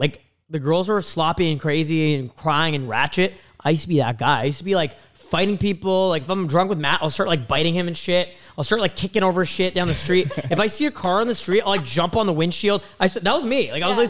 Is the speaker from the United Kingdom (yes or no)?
no; Canada; I'm from Canada.